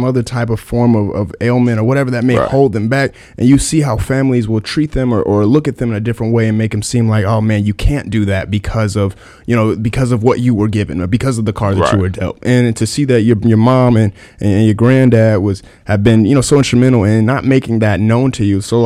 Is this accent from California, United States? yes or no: no; Akron, Ohio, United States; my hometown of Akron, Ohio